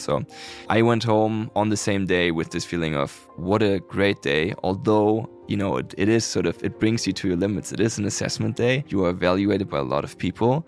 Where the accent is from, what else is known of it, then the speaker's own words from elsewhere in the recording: Hamburg, Germany; moved away as an adult; also born or lived in Lund, Sweden; now in Sweden; I'm from Hamburg. I was born and raised there